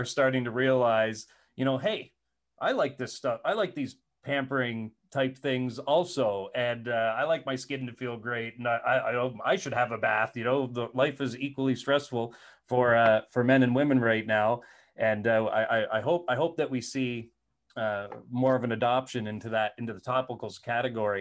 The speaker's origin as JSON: {"language": "English", "region": "New Brunswick", "country": "Canada", "tie": "born or raised there", "also_born_or_lived": "Alberta", "moved": "as an adult", "said": "I grew up in New Brunswick."}